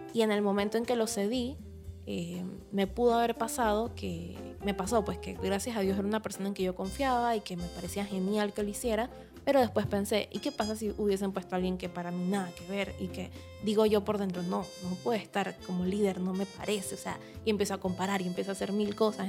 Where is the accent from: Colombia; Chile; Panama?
Panama; soy escritora panameña